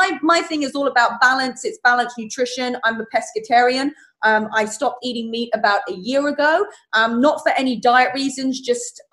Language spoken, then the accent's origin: English; England, United Kingdom; moved away; I'm from England